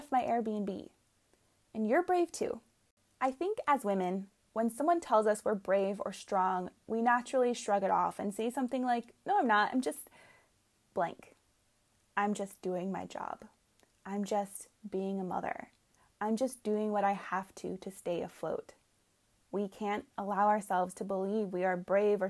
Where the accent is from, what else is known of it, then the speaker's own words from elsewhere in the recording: United States; moved away as an adult; now in England, United Kingdom; I'll probably come across sounding uber American